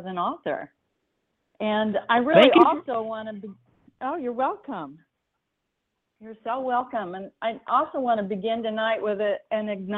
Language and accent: English; Marion, Illinois, United States; now in San Diego, United States; I did grow up in Southern Illinois, which is about where my hometown is, a little town called Marion, about 45 minutes north Kentucky